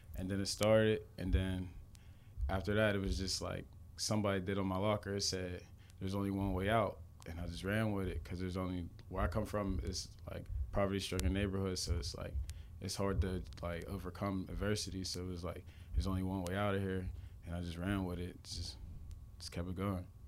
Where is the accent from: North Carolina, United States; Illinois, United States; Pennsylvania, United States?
Pennsylvania, United States; McKees Rocks; I'm from McKees Rocks, Pennsylvania. That's a, a small town in Pittsburgh